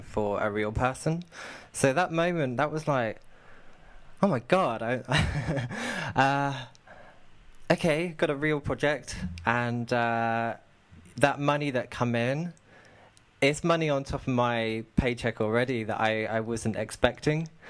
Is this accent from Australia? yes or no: no; United Kingdom; accent: southern; also born or lived in near London; now in Manchester, United Kingdom; Manchester, but I've actually got a southern accent, so my accent is very different to the people in this area